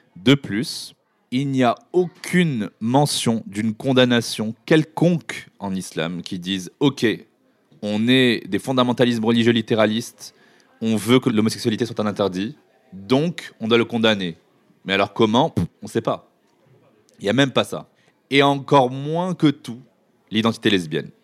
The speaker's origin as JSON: {"language": "French", "country": "Morocco", "tie": "born or raised there", "moved": "yes", "lives_now": "France", "said": "j'ai grandi au Maroc dans une culture dite arabo-musulmane"}